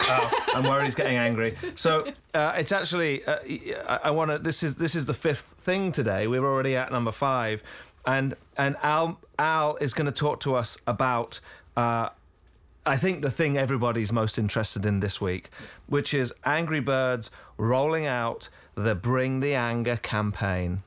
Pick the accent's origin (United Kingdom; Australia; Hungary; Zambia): United Kingdom; now in United States; I'm British